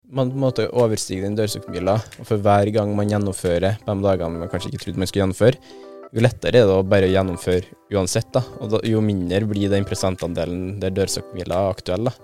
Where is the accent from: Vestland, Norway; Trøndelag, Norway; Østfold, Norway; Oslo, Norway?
Trøndelag, Norway; syns jeg som trønder